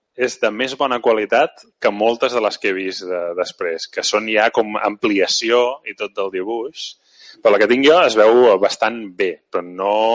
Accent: Mataró, Catalonia, Spain; jo de Mataró, no? de fet encara sóc de Mataró

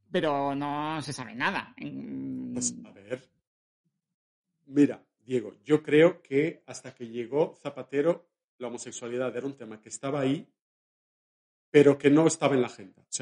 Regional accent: Valencia, Valencian Community, Spain; hay una mujer en mi pueblo, en Valencia, en mi ciudad, que es la alcaldesa y es una mujer.

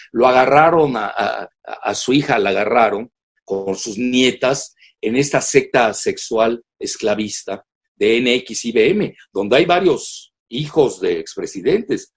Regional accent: Mexico; nosotros los mexicanos

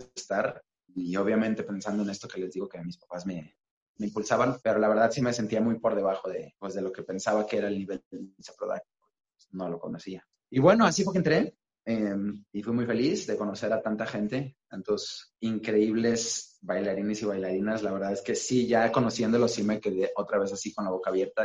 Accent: Mexico; lo que tenemos como mexicanos

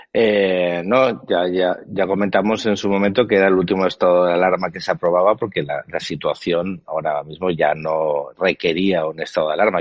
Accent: Spain; yo como español

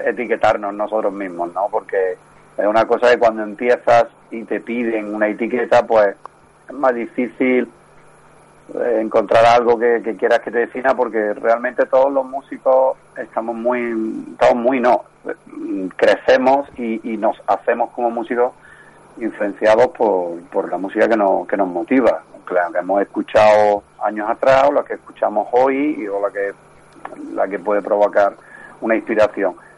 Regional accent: Córdoba, Andalusia, Spain; somos de Córdoba y, desde, desde el principio pues seguimos residiendo en Córdoba

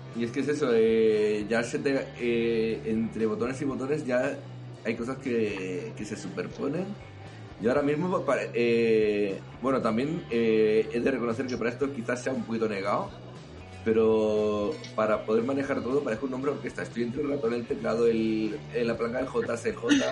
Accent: Catalonia, Spain; como decimos aquí en Cataluña

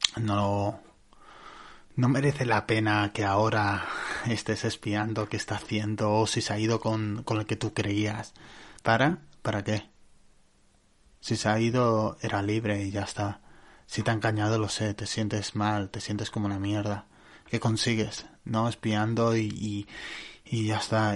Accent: Barcelona, Catalonia, Spain; yo soy de Barcelona

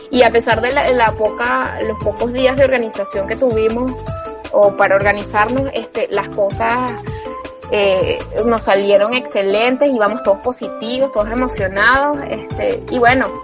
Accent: Caracas, Capital District, Venezuela; now in Barquisimeto, Venezuela; yo soy caraqueña, aunque amo vivir ahorita que soy mamá en marquisibeto

